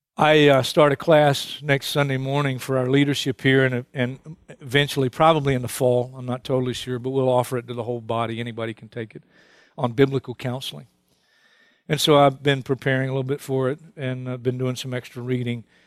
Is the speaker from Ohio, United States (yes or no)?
no; New York City, New York, United States; I was born and raised in Brooklyn